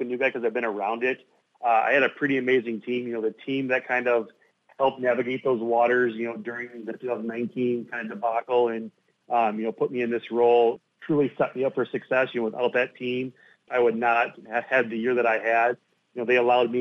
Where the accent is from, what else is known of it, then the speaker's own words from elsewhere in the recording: Iowa, United States; my hometown, and my parents hosted riders in our yard